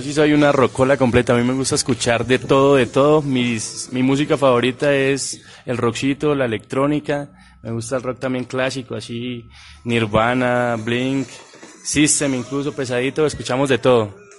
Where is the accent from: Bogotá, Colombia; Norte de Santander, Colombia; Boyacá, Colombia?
Boyacá, Colombia; la tierra de la Ruana, mi tierra